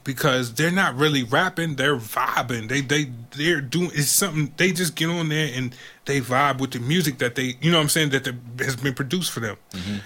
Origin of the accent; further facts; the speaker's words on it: Georgia, United States; I grew up in Georgia.